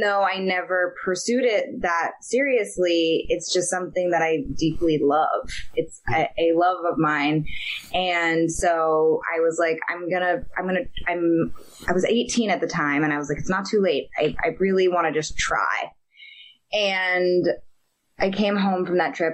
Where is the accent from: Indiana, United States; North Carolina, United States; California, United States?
California, United States; Marin County; I grew up in Marin County, which is across the Golden Gate Bridge from San Francisco